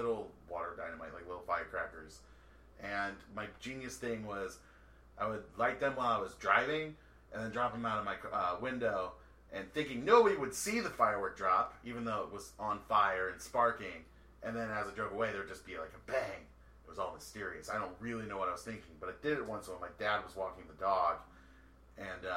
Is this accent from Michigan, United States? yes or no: yes; Michigan, United States; we were young at the time. We couldn't get the fun fireworks until like late 2000s in Michigan